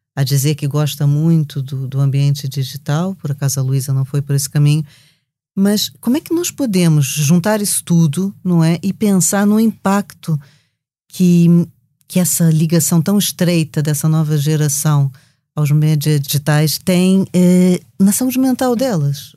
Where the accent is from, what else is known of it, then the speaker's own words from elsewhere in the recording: Brazil; accent: Brazilian; como vocês já perceberam pelo meu sotaque